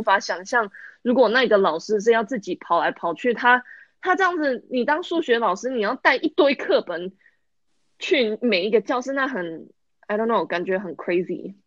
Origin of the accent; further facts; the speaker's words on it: United States; 我是在美国出生长大的